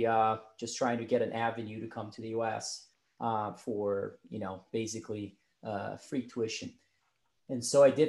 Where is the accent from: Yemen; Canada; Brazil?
Brazil; moved away as an adult; now in United States; I was born and raised in Brazil